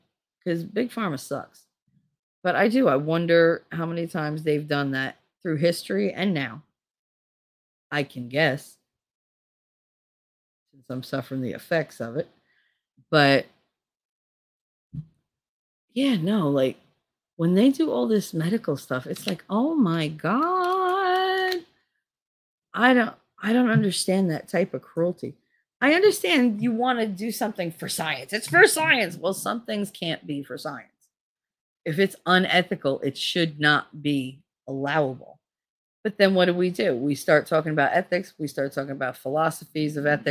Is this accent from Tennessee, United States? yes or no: no; Hoboken, New Jersey, United States; I grew up in Hoboken